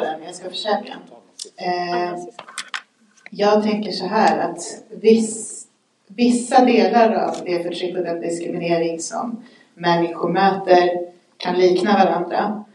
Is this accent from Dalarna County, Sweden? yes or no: no; Stockholm, Stockholm County, Sweden; vi kommer från Järva